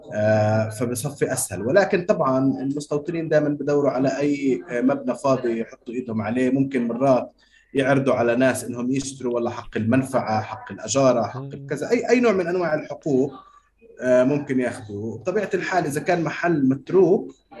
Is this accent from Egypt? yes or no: no; Jerusalem, Palestine; also born or lived in Gaza; كفلسطيني مقدسي